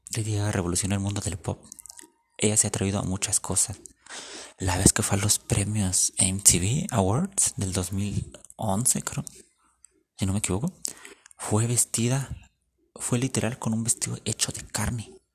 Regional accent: Mexico

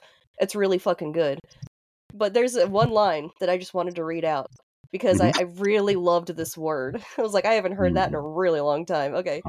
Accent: the South, United States; I'm from the South

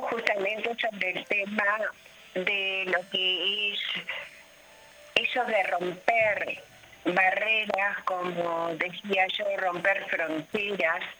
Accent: Argentina; now in Uruguay; yo siempre digo que yo vine, o mejor dicho, me vinieron desde Argentina acá al Uruguay en el 79. Y es como que el Uruguay abrió sus brazos en una época bastante complicada y, acá estoy

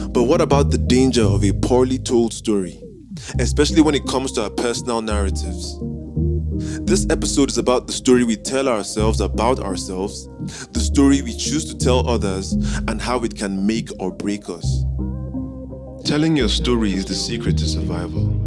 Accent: Nigeria; also born or lived in South Korea; I am a Nigerian Igbo man born in South Korea, named …, named after a symbol of American police brutality.

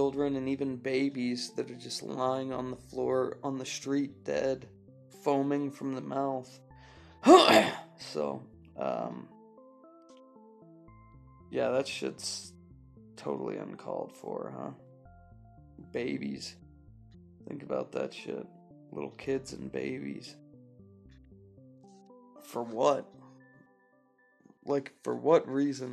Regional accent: California, United States; I'm from California

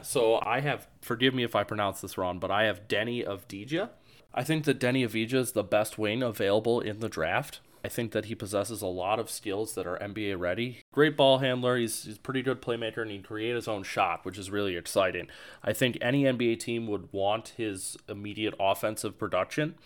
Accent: Cleveland, Ohio, United States; I'm from Cleveland. I actually currently live in Cleveland

